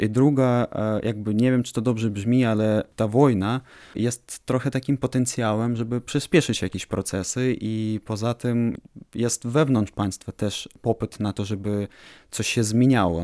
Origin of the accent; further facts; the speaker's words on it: Ukraine; jestem architektem z Ukrainy